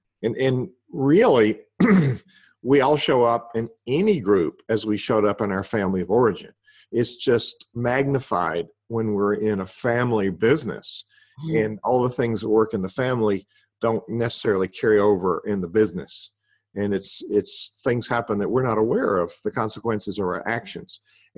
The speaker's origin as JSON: {"language": "English", "region": "the South", "country": "United States", "said": "I'm a Southerner. Can you tell?"}